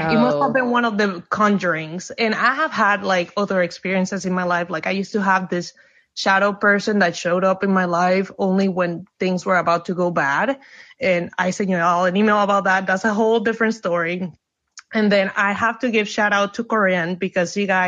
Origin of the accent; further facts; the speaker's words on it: Puerto Rico; now in United States; I'm originally from Puerto Rico, but I've been living in the States for like 17 years